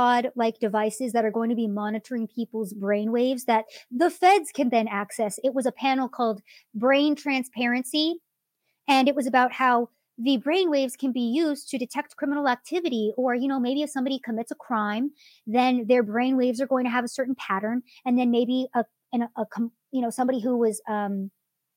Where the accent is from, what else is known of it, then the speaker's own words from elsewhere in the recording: United States; I view myself as an American